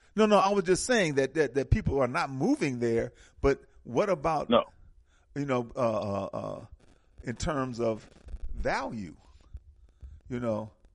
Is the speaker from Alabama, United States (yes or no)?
no; Milwaukee, Wisconsin, United States; especially in the Midwest where I'm from. I'm from Milwaukee